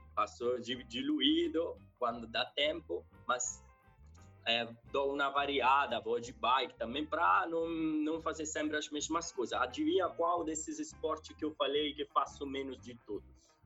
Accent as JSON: {"language": "Portuguese", "town": "Civitanova Marche", "region": "Marche", "country": "Italy", "tie": "born or raised there", "also_born_or_lived": "Spain / Ireland", "second_language": "Portuguese", "moved": "yes", "lives_now": "São Paulo, Brazil", "said": "E eu nasci no centro-leste da Bota, do país da Bota, né? Que é uma cidade que, chama, que é chamada de Civitanova Mar. Civita Nova Marca, fica no centro-leste, no Mar Adriático, uma cidade de 40 mil habitantes. E tinha uma infância simples, tranquila"}